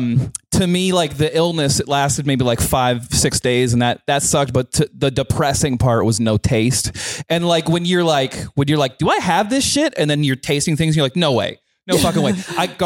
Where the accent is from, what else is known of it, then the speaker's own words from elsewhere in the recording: Vancouver, British Columbia, Canada; we're from Vancouver, Canada. By the way